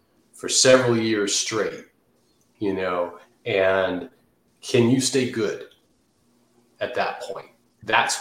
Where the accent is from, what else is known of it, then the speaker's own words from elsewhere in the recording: Redskins country, Washington, D.C. area, United States; I grew up in Redskins country.